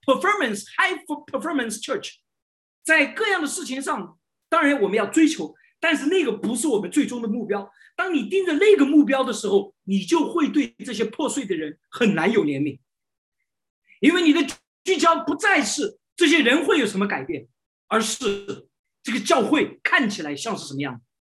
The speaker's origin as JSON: {"language": "Chinese", "country": "China", "said": "我们中国人"}